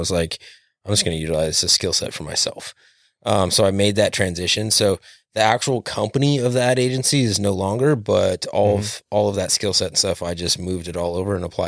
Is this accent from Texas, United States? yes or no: no; Hermiston, Oregon, United States; Hermiston is hometown. I grew up outside of Hermiston for most of it, but yeah, this is my stomping grounds.